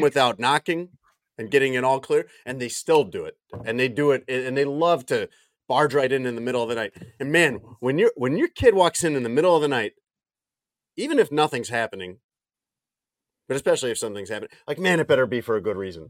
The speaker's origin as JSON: {"language": "English", "town": "Chicago", "region": "Illinois", "country": "United States", "tie": "born or raised there", "also_born_or_lived": "New Orleans", "moved": "as an adult", "said": "I grew up in the Chicago suburbs"}